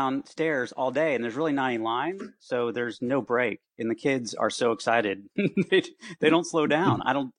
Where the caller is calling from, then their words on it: Gainesville, Florida, United States; Hey, yeah, in my office at home in Gainesville, Florida.